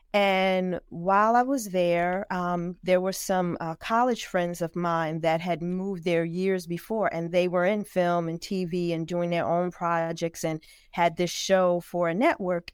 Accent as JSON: {"language": "English", "region": "New Jersey", "country": "United States", "tie": "born or raised there", "also_born_or_lived": "Newark, New Jersey", "said": "I'm born and raised, proud native of New Jersey."}